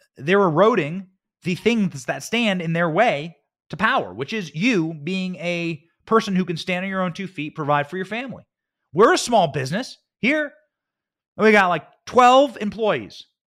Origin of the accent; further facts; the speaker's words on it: Iowa, United States; moved away; I'm from the Midwest, from Iowa